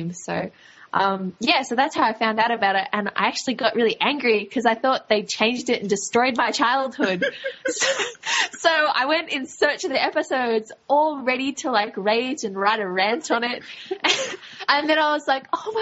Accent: Australia; accent: Australian; I'm Australian

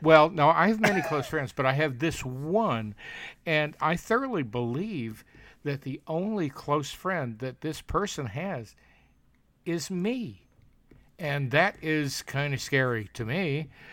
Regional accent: Alabama, United States; in my my hometown, my Alabama hometown

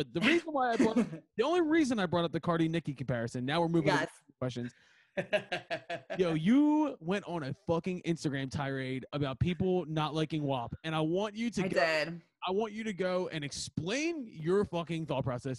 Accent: Philadelphia, Pennsylvania, United States; So I grew up in Northeast Philly. I went to high school in Northeast Philly.

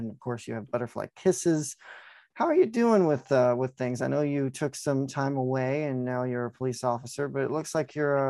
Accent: Farmington, Missouri, United States; I'm from about southeast Missouri, like the Farmington area

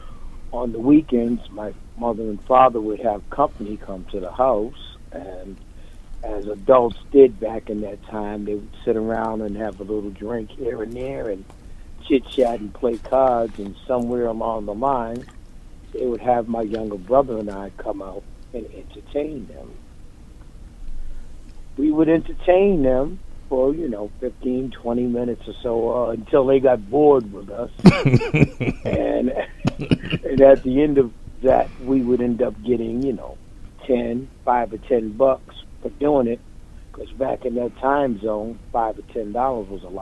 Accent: Boston, Massachusetts, United States; I grew up in Roxbury. I grew up near the Franklin Park Zoo.

